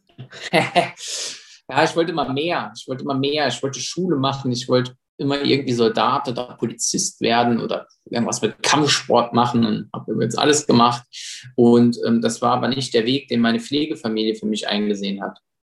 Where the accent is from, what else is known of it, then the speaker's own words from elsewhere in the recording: Saarbrücken, Saarland, Germany; moved away as an adult; now in Berlin, Germany; ich komme aus dem Saarland